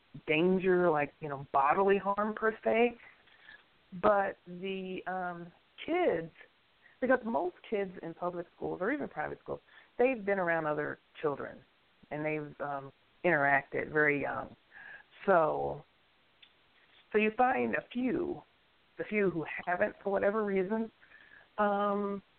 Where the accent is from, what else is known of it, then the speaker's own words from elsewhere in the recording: New York, United States; I grew up in New York, and that's what my mother did.